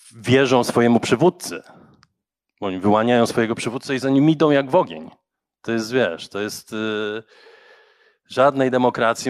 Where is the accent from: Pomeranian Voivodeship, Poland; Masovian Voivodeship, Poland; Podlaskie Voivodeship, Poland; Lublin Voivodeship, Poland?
Masovian Voivodeship, Poland; Warsaw; Ja się wychowałem na Grochowie